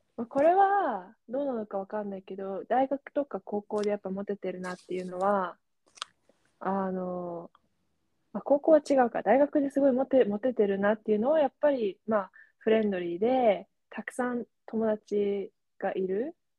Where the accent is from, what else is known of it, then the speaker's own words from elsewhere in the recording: Japan; first language Japanese; moved away; 私が、あ、ね、日本人